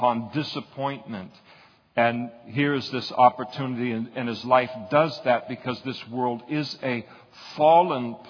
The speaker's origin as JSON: {"language": "English", "country": "United States", "said": "as an American, you got that American passport"}